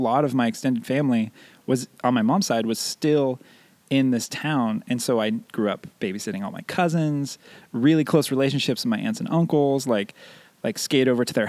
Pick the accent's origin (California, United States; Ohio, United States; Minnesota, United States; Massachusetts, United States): California, United States; Escalon; moved away; I grew up not too far, actually, from where Chris grew up. I grew up in a town called Escalon, which is about 10 minutes from Modesto. And hopefully most people are familiar with Modesto, but essentially it's like Central Valley, California.